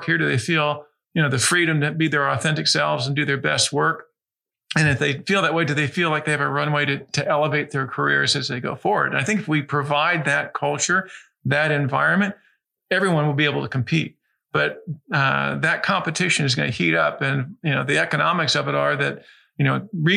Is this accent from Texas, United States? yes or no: no; Fairfax, Virginia, United States; also born or lived in Washington, D.C.; now in Oregon, United States; I was born in Washington, D.C., grew up in Fairfax, Virginia, and then lived in a couple other different states before I went to school here in Oregon